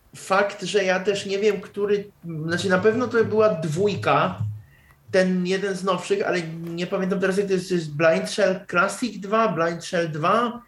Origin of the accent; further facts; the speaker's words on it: Czechia; ja jestem z Czech